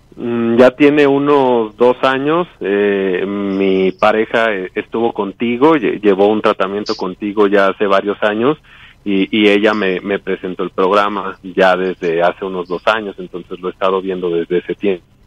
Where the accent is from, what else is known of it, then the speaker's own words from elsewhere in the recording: Mexico City, Mexico; de aquí, de México